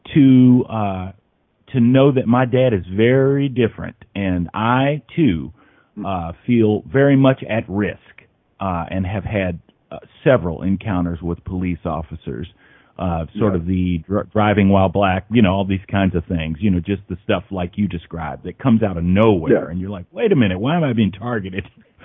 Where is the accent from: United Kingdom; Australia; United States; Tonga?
United States; Indianapolis, Indiana; I'm from Indianapolis